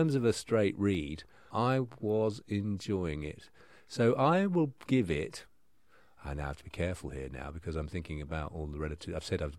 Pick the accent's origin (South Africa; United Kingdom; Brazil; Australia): United Kingdom; Norfolk, East of England; I'm from Norfolk